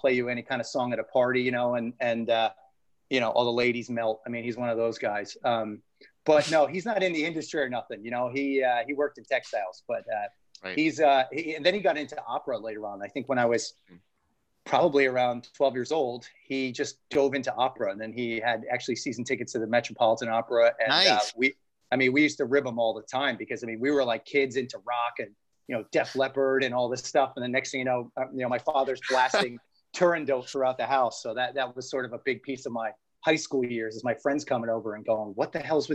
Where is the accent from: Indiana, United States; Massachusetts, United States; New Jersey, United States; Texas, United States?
New Jersey, United States; I am from Jersey